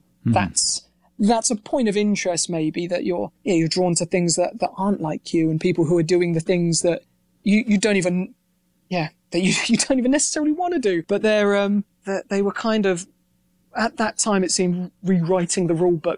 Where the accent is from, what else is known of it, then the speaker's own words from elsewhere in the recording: Reading, South East England, United Kingdom; growing up in Reading, which is, you know, just, I guess it's like the equivalent of a flyover state over there.